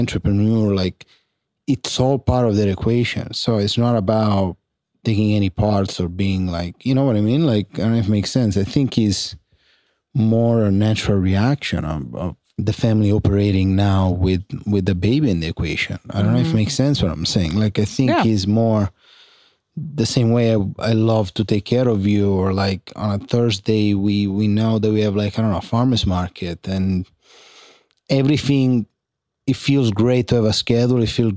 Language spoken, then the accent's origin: English; San Giovanni La Punta, Sicily, Italy; English is a second language; moved away; I was in San Giovanni La Punta, provincia di Catania, 95037 zip code